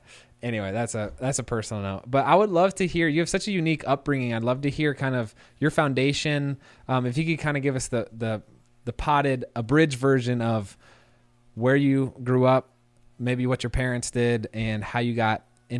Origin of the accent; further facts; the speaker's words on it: Indianapolis, Indiana, United States; moved away as an adult; also born or lived in Nashville; I'm from Indianapolis and I grew up going to Lake Lemon, which is not too far from IU's campus.